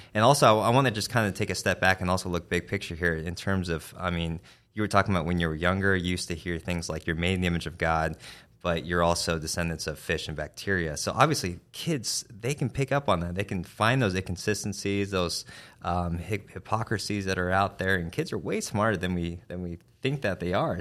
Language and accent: English; Arizona, United States; now in Kentucky, United States; I'm from Arizona